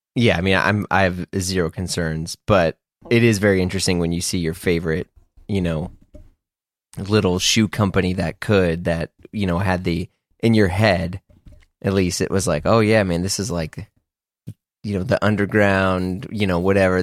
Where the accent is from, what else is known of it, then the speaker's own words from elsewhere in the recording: Midwest, United States; growing up in the Midwest